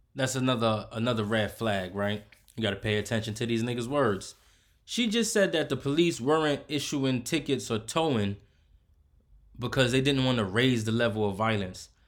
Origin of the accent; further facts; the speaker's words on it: United States; I'm from America